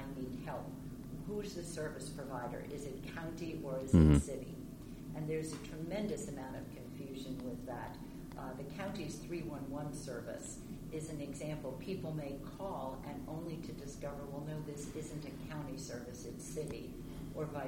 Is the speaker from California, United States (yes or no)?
no; New Jersey, United States; moved away as an adult; now in Rockville, United States; I hail from New Jersey, came down here for college, loved this area, and never left